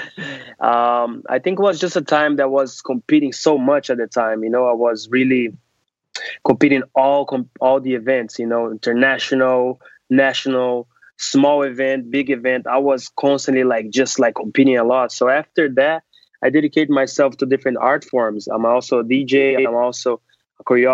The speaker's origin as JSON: {"language": "English", "country": "Brazil", "tie": "born or raised there", "moved": "yes", "lives_now": "New York City, United States", "said": "I'm originally from Brazil. I started doing Brazilian martial arts called capoeira, which is a Brazilian holistic approach to art form. So I was 3 years old."}